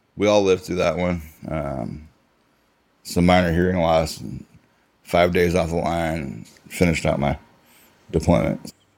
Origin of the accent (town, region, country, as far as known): Midwest, United States; born or raised there; also born or lived in Seoul, South Korea